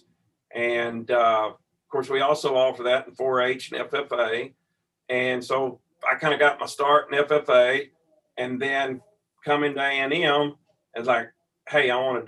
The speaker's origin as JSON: {"language": "English", "town": "Ferris", "region": "Texas", "country": "United States", "tie": "born or raised there", "said": "Growing up in Ferris"}